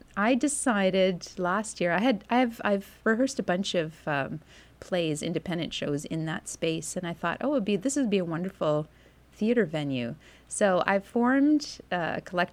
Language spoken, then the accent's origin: English; Vancouver, British Columbia, Canada; moved away as an adult; now in Winnipeg, Canada; growing up in Vancouver